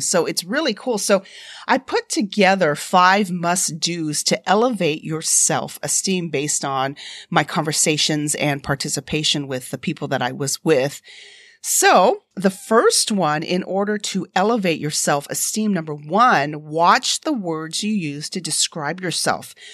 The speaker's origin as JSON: {"language": "English", "country": "United States", "said": "I'm an American citizen"}